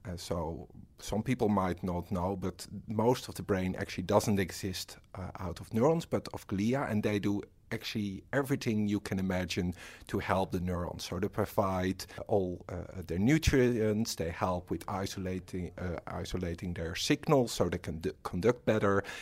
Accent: Netherlands; moved away as an adult; now in Australia; I'm from the Netherlands and I'm a research fellow

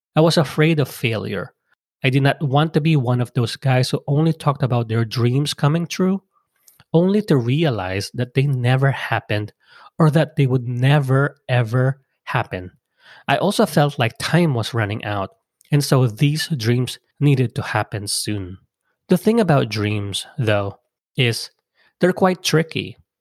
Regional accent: Philippines; moved away; come back to my home country

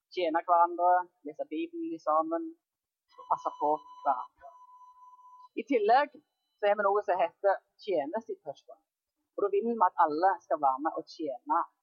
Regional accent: Jæren, Rogaland, Norway; moved away; På Jæren der jeg kommer fra

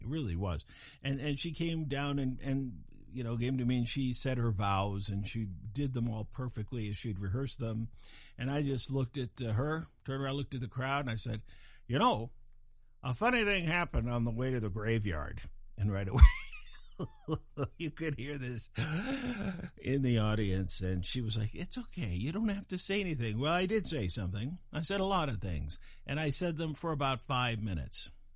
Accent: Fort Collins, Colorado, United States; moved away as an adult; also born or lived in California; I'm from Fort Collins, Colorado

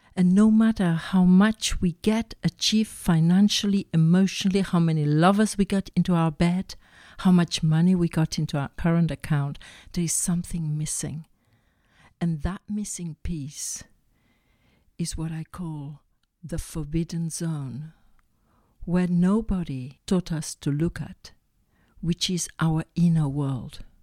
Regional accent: Barcelona, Catalonia, Spain; I was born in Barcelona from a mother that was extremely spiritual

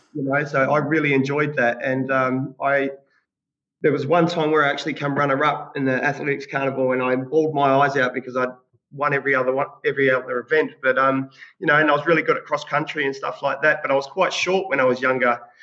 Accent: Australia; now in New Zealand; I grew up in Australia

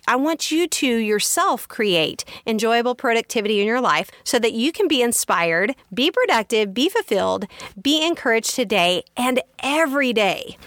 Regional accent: Kansas, United States; also born or lived in Texas; I grew up on a farm in Kansas. I grew up in Texas and then we moved to a farm

